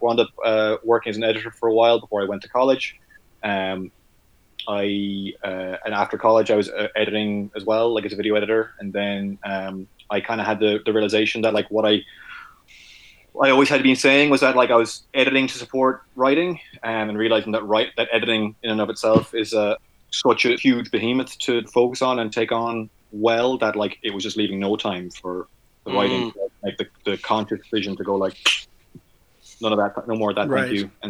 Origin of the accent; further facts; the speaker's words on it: County Mayo, Connacht, Ireland; moved away as an adult; also born or lived in Galway, Ireland / Dublin, Ireland / Toronto, Canada; I was born in Mayo, which is a county in the west of Ireland, not a popular condiment.